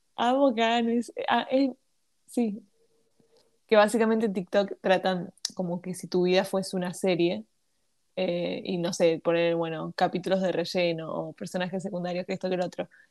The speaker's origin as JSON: {"language": "Spanish", "country": "Argentina", "said": "me crié con la farándula argentina"}